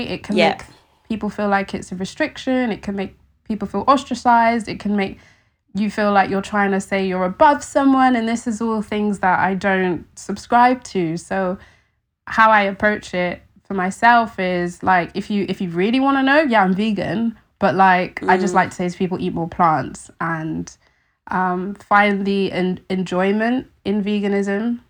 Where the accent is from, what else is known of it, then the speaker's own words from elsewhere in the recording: London, United Kingdom; I think for me, in growing up in London, in a city, I was very disconnected from where my food came from.